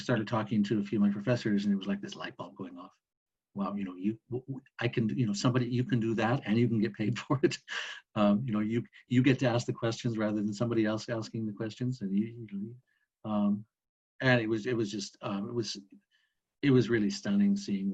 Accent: West Kootenays, British Columbia, Canada; moved away as an adult; I grew up in an area of British Columbia called the West Kootenays.

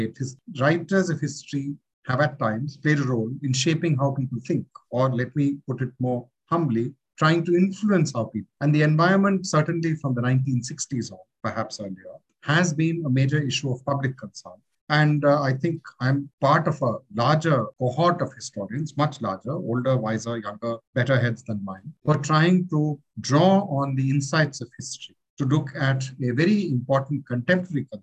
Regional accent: Delhi, India; I grew up in Delhi in the late 60s, 70s into the 80s

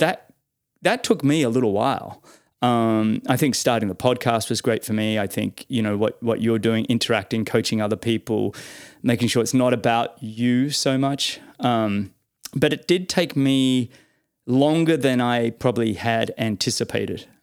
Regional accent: Australia; as an Aussie

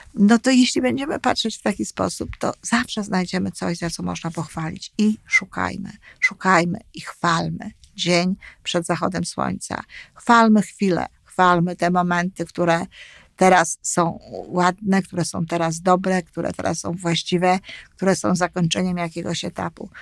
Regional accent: Poland; moved away as an adult; now in Canada; dorastałam, co ogromnie jest ważne, w Polsce i z polskimi opiekunami

